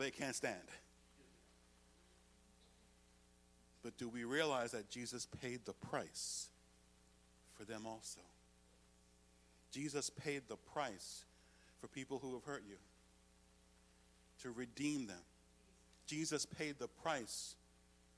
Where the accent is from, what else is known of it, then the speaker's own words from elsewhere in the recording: United States; as an American citizen.